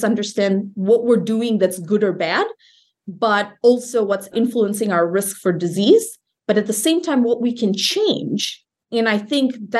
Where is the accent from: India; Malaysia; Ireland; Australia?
Malaysia; moved away as an adult; also born or lived in Iowa; So I grew up in Malaysia, a country north of Singapore.